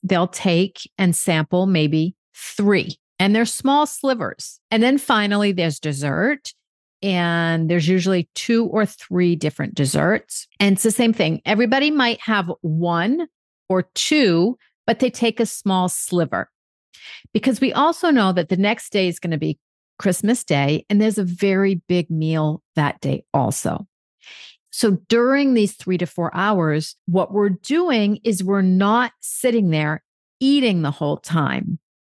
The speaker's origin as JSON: {"language": "English", "country": "United States", "moved": "yes", "lives_now": "France", "said": "I'm American"}